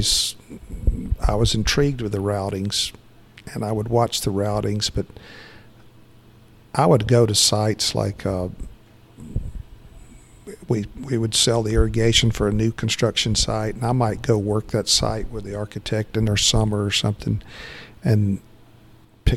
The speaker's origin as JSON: {"language": "English", "town": "Conyers", "region": "Georgia", "country": "United States", "tie": "born or raised there", "said": "I grew up right outside of Atlanta in Conyers"}